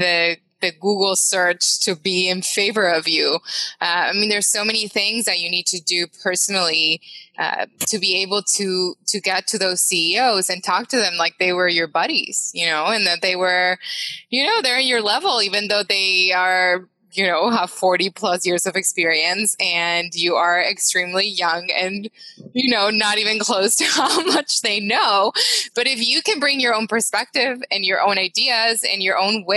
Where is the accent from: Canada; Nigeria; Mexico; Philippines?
Mexico; English is a second language; moved away; I'm from Mexico